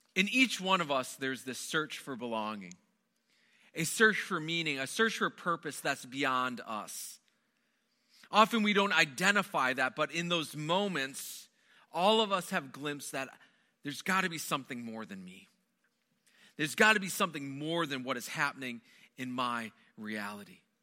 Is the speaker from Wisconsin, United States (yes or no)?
yes; Wisconsin, United States; moved away; I grew up in the Midwest. Most of my growing up was spent within the borders of Wisconsin